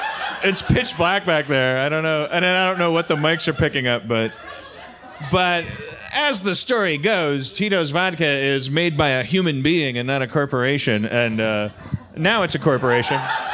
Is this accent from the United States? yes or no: yes; California, United States; I'm from California. I love California.